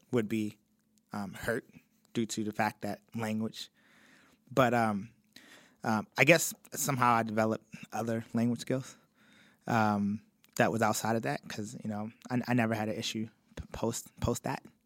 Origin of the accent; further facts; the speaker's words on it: Baltimore, Maryland, United States; also born or lived in Cincinnati; I was from Baltimore also